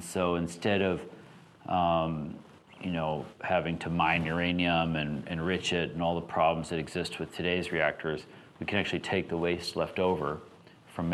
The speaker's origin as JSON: {"language": "English", "region": "Alaska", "country": "United States", "tie": "born or raised there", "said": "I grew up in Alaska"}